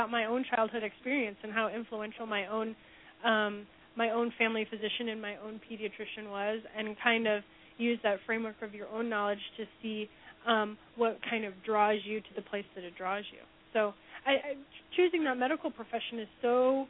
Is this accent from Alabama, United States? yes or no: no; Omaha, Nebraska, United States; moved away as an adult; also born or lived in Cincinnati, Ohio; now in Kansas City, United States; I'm currently in Kansas City, where I now call home, but I'm originally from Omaha, Nebraska